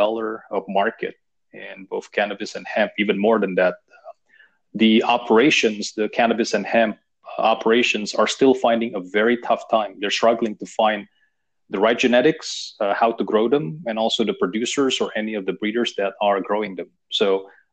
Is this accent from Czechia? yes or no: no; Indonesia; I was raised in Indonesia.